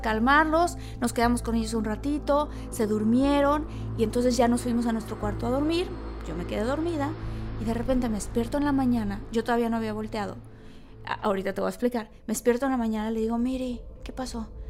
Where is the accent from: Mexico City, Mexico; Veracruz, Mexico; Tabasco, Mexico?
Tabasco, Mexico; Villahermosa; yo crecí en Villahermosa y en Tabasco